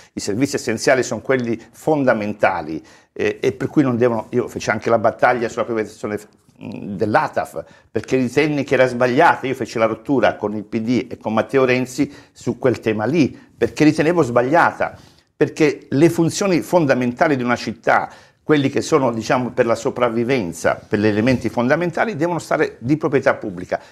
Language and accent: Italian; Calabria, Italy; now in Florence, Italy; io sono nato in Calabria, vivo a Firenze da una vita, ormai mi sento è la mia città